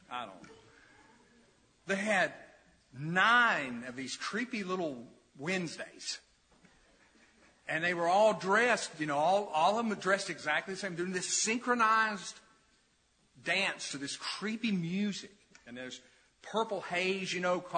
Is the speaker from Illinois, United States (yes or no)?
no; New Market, Tennessee, United States; As a kid, I grew up in New Market near the Holston River